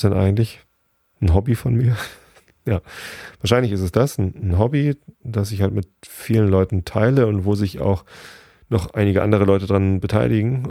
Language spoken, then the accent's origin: German; Karkensdorf, Germany; ich komme hier aus Garkensdorf